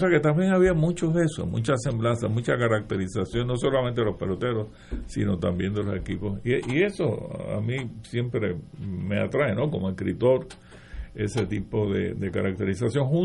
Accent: Aguas Buenas, Puerto Rico; yo me crié en Aguabuena, Buena, pues qué sé yo, eh, era como una especie de satélite de Cagua, que era nuestra gran metrópoli

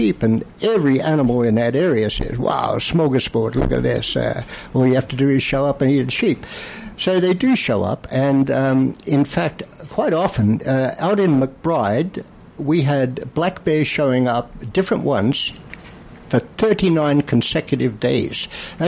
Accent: Australia; moved away; I'm from Australia.

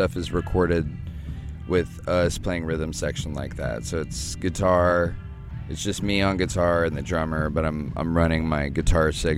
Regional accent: Manitou Springs, Colorado, United States; in Colorado in my hometown, Manitou Springs

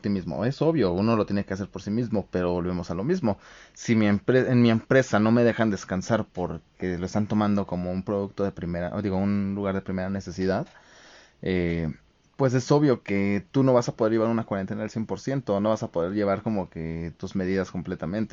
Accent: Mexico; como mexicanos

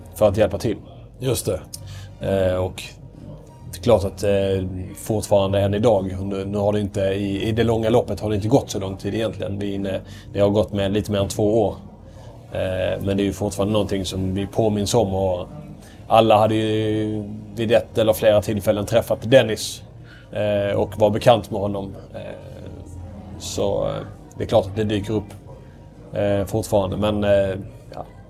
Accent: Ystad, Skåne, Sweden; accent: mixed Scanian with Småland and Västerbotten influence; jag kommer från eh, Ystad som är kännetecknat en väldigt, väldigt grov skånsk dialekt. Men jag har inte den, eh, jag, är, eller så, jag har inte den Ystad-dialekten.

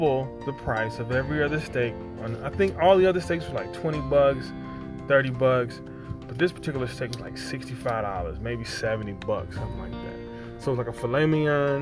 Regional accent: Ohio, United States; moved away; I grew up in Ohio.

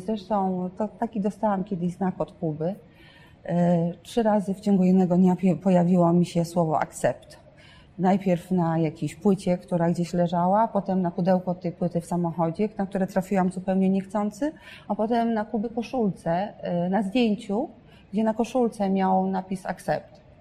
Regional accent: northern Poland, Poland; jestem z północy

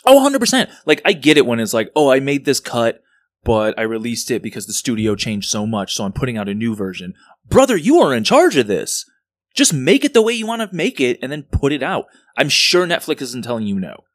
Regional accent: Chicago, Illinois, United States; growing up, growing up in Rogers Park, I'd be at fucking El Famous Burrito at three A M

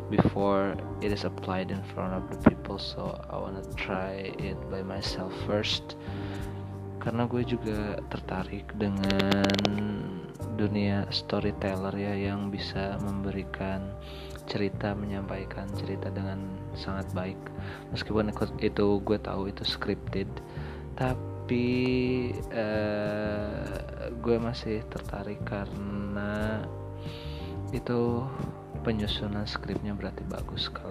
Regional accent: Majalengka, West Java, Indonesia; gue orang Sunda asli dari Majalengka tapi sekarang kerja di Karawang

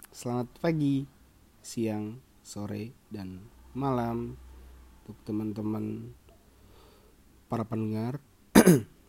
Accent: Garut, West Java, Indonesia; aku ini lahir di Garut orang Sunda pecinta Persib beli game 18 tilu tilu pecinta Persib uh, terus lulusan Polban ya SD-nya di kampung di rumah eh di dekat rumah di Karangpawitan di Garut

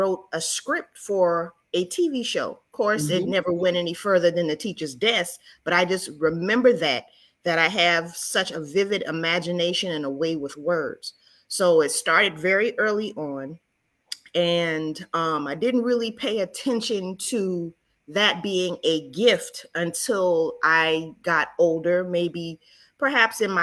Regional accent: Charleston, South Carolina, United States; moved away; I am originally from Charleston, South Carolina, also known as the Holy City

